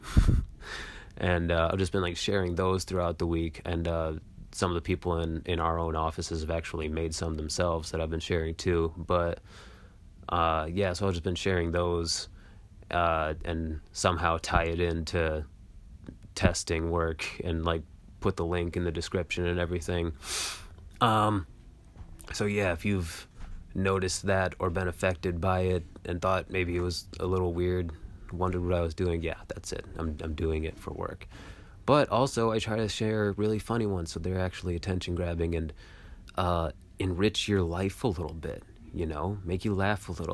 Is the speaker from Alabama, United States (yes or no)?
no; Michigan, United States; moved away as an adult; now in Washington, D.C., United States; I'm from Michigan, and I moved out to Washington, D C